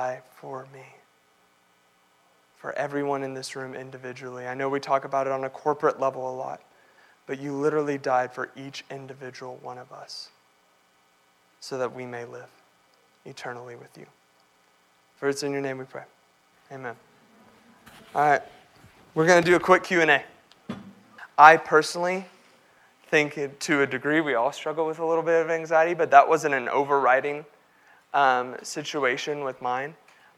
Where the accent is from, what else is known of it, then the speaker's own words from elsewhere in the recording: Texas, United States; growing up in Texas playing football, I was 6'4", 300 pounds.